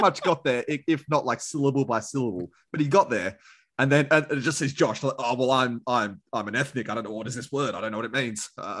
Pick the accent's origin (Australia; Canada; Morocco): Australia; Sydney, New South Wales; because I grew up in Tiger territory.